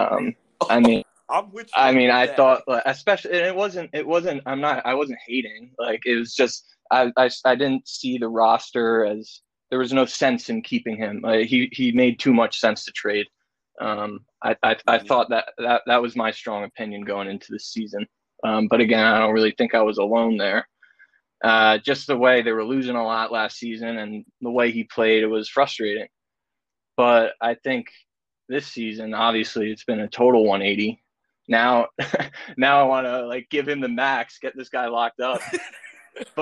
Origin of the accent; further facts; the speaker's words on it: New Jersey, United States; I was born in Jersey